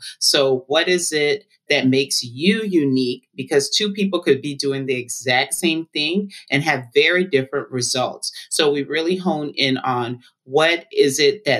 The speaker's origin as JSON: {"language": "English", "town": "Atlanta", "region": "Georgia", "country": "United States", "tie": "born or raised there", "said": "I grew up in Atlanta, Georgia. I'm first generation Liberian American"}